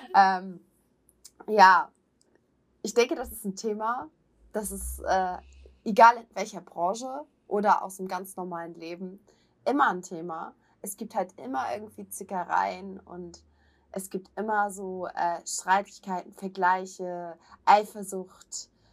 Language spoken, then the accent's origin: German; Hamburg, Germany; bin ich halt auch Hamburger, da trage ich das jetzt auf der Zunge